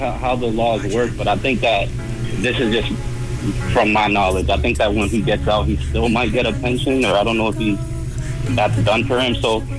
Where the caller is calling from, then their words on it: Boston, Massachusetts, United States; I'm calling from Boston.